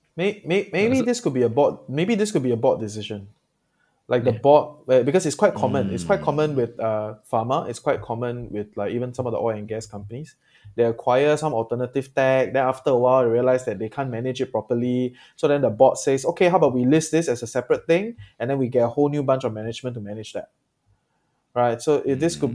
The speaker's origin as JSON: {"language": "English", "country": "Singapore", "said": "I'm Singaporean"}